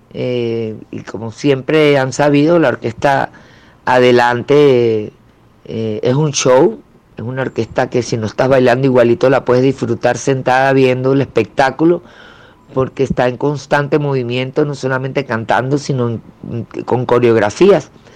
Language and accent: Spanish; Venezuela; empecé con el cuatro, como todo venezolano. Eh, yo creo que, no sé si en Colombia será igual, pero aquí eso es como, como obligado que te regalen un cuatro cuando empiezas a crecer